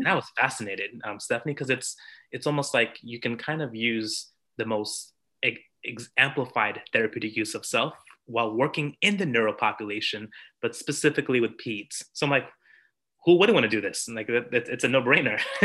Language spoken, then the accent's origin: English; New York, United States; I'm from New York.